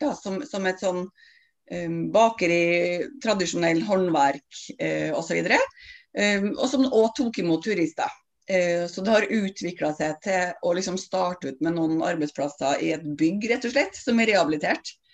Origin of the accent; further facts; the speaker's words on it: Stjørdal, Trøndelag, Norway; moved away as an adult; now in Oslo, Norway; jeg er en trønder fra Stjørdal som flytta til Oslo i forrige århundre